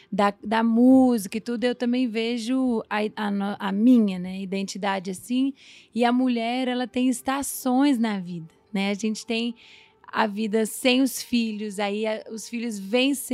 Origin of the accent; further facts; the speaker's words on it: Minas Gerais, Brazil; também sou mineira.